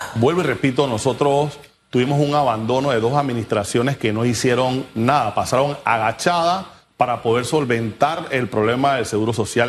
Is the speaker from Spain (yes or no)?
no; Panama; todos como panameños debemos asumir esa responsabilidad